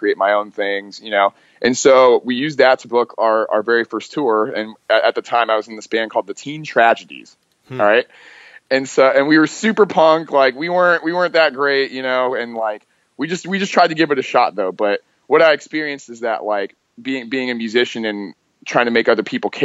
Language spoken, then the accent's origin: English; Salt Lake City, Utah, United States; when I was like a young kid, I was growing up in Salt Lake City